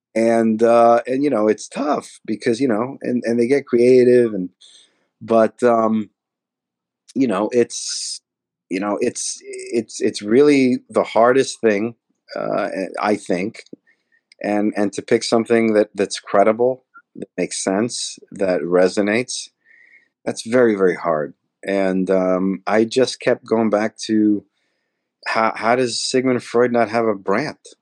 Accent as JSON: {"language": "English", "town": "Elizabeth", "region": "New Jersey", "country": "United States", "tie": "born or raised there", "said": "I grew up in Elizabeth, New Jersey"}